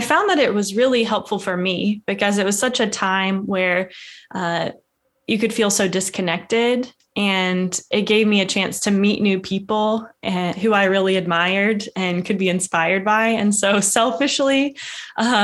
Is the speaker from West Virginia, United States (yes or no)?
yes; West Virginia, United States; moved away as an adult; I am from West Virginia and moved away for a little period in my life for school and work, and came back about 3.5 years ago.